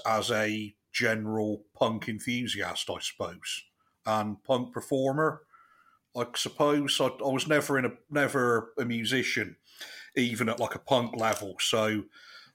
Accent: Chippenham, South West England, United Kingdom; I'm from Chippenham, which is in the southwest of England

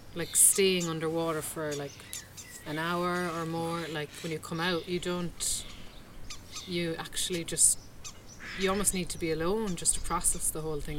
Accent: Ireland; I would say Ireland

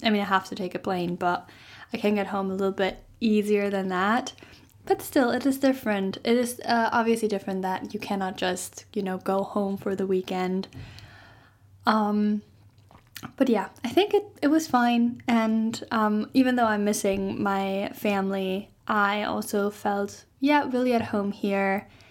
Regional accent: Germany; moved away as an adult; I'm maybe ending up moving back to Germany

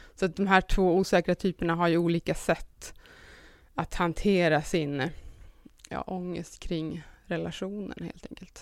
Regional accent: Sundsvall, Västernorrland County, Sweden; now in Stockholm, Sweden; Jag kommer ifrån Sundsvall men har bott i Stockholm rätt länge nu.

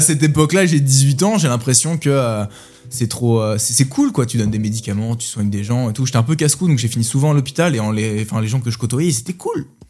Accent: Orléans, Centre-Val de Loire, France; moved away as an adult; now in Nantes, France; je viens d'Orléans, de la, campagne orléanaise. J'y ai passé 22 euh, années de ma vie.

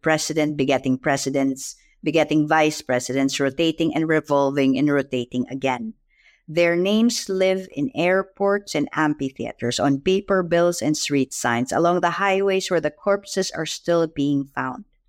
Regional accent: Philippines; I'm Filipino

